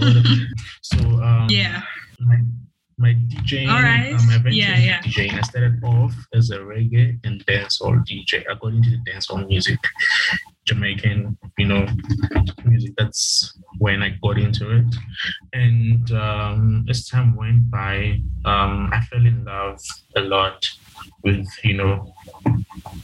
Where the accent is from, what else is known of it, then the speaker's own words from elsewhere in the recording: Vaal Triangle, Gauteng, South Africa; I'm from Gauteng, South Wild Triangle